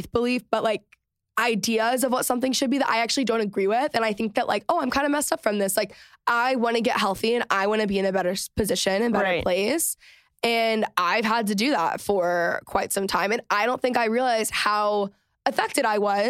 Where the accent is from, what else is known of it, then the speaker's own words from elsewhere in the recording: Texas, United States; moved away as an adult; also born or lived in Los Angeles; I'm Texan